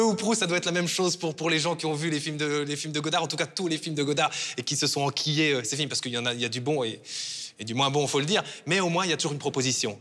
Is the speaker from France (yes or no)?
no; Belgium; chez nous en Fédération Wallonie-Bruxelles